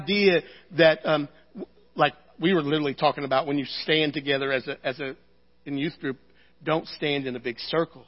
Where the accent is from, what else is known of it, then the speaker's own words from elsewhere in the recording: United States; I love being American